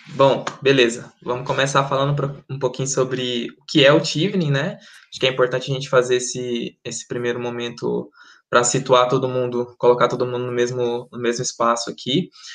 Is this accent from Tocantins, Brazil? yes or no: no; Goiânia, Goiás, Brazil; moved away as an adult; also born or lived in Maranhão; now in York, United Kingdom; sou originalmente do Maranhão, e estou. É, estou morei em Goiânia basicamente minha vida minha vida inteira fui com cinco anos para lá